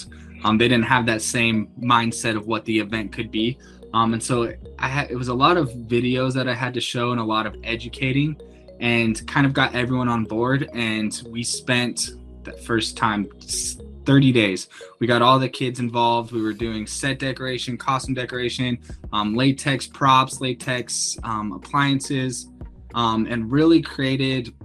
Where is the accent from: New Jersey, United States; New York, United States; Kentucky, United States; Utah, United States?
Utah, United States; Salt Lake City; now in Medford, United States; I'm originally from Salt Lake City, Utah